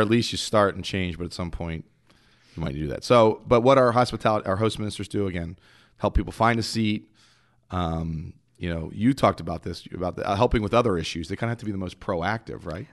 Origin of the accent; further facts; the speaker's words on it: Philadelphia, Pennsylvania, United States; I'm from Philly. I'm the Northeast.